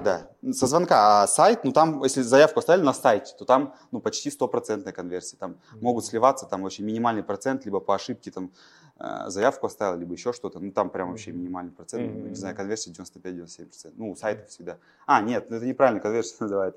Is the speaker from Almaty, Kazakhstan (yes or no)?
no; Pavlodar, Pavlodar Region, Kazakhstan; Я родом из Павлодара